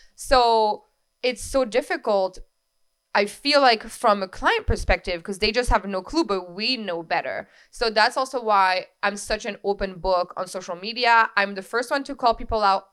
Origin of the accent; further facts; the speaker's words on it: France; now in Capital Region, New York, United States; I was born and raised in France. My entire family is there.